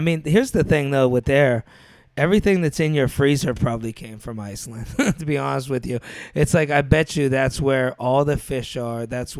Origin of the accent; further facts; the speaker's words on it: New York, United States; I'm from New York.